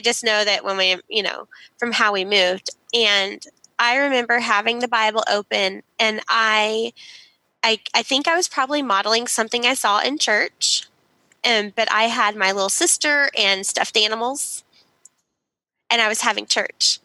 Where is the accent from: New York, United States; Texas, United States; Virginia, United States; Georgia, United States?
Texas, United States; Dallas; we grew up in Dallas, Texas